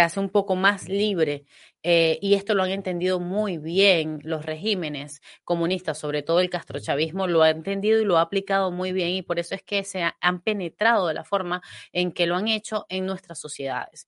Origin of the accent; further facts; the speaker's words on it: Venezuela; now in Spain; yo nací, crecí bajo la sombra del marxismo en mi país